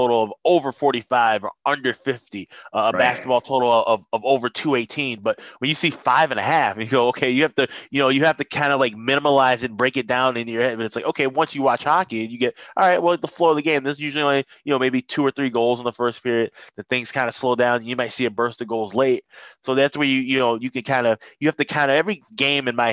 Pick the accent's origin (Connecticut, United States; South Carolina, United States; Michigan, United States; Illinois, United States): Illinois, United States; Chicago; moved away as an adult; also born or lived in St. Paul, Minnesota; I'm born and raised in Chicago